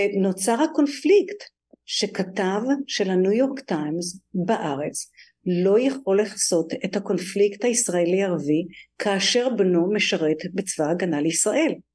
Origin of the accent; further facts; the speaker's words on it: Tel Aviv, Tel Aviv District, Israel; moved away as an adult; now in New York, United States; אני במקור מתל אביב, מהדר יוסף, שזה שכונה צפונית לתל אביב